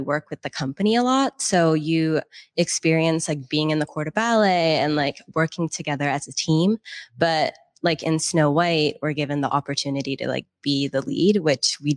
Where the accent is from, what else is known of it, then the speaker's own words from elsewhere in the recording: Seattle, Washington, United States; also born or lived in Boston; I'm originally from Seattle